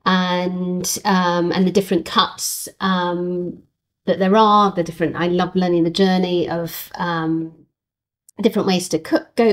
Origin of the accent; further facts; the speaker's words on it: United Kingdom; our success as British farmers in farming the sheep